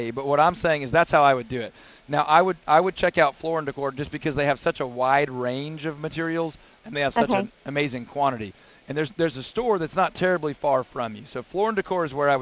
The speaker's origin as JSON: {"language": "English", "town": "Houston", "region": "Texas", "country": "United States", "tie": "born or raised there", "said": "I grew up in Northwest Houston, I-45, 1960 area, where I remember snow one time in my entire youth"}